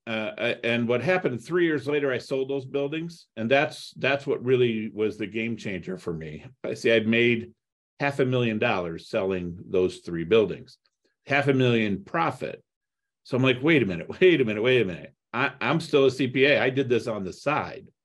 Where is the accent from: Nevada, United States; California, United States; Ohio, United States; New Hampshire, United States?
Ohio, United States; Toledo; also born or lived in Cleveland, Ohio; I grew up in Toledo, Ohio